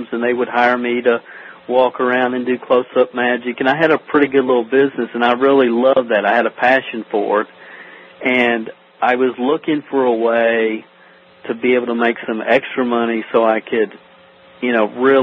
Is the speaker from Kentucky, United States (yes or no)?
yes; Stamping Ground, Kentucky, United States; I'm from a little town in Kentucky called Stamping Ground. It's population 400. It's like Mayberry. Literally, there's not a stoplight in the town, and that's kind of where I grew up here in Kentucky.